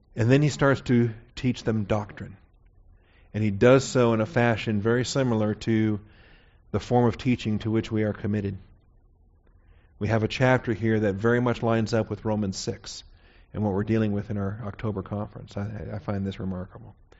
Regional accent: Seattle, Washington, United States; I was born and raised in Seattle, Washington.

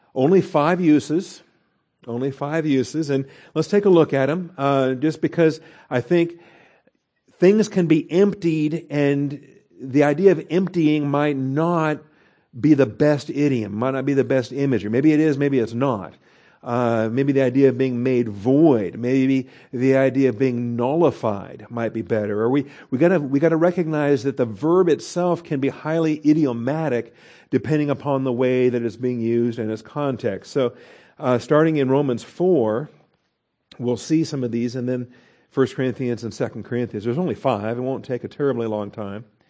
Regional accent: Washington, United States; I grew up in Washington State. We're very fond of our apples.

